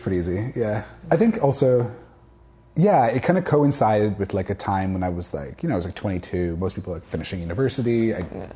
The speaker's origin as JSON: {"language": "English", "town": "Victoria", "region": "British Columbia", "country": "Canada", "tie": "born or raised there", "said": "I grew up in Victoria, British Columbia"}